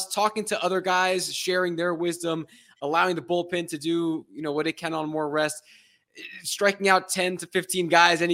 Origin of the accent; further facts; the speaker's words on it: New Jersey, United States; I grew up here in Central Jersey